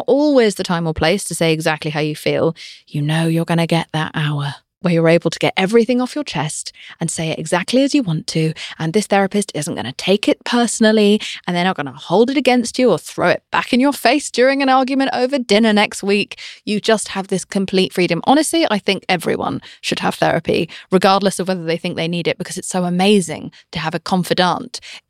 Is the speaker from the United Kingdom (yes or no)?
yes; United Kingdom; I'm British.